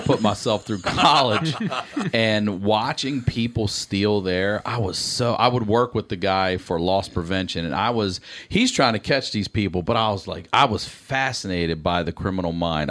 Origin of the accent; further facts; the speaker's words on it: Baltimore, Maryland, United States; accent: Baltimore; moved away as an adult; now in Los Angeles, United States; Baltimore's got its own accent too. The way a hardcore Baltimore, like it blew me away when I moved to California and everybody kept saying I sounded Southern